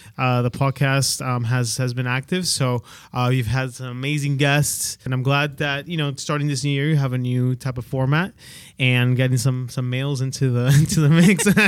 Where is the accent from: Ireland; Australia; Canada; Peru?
Peru; English is a second language; moved away; I'm from, I'm originally from Peru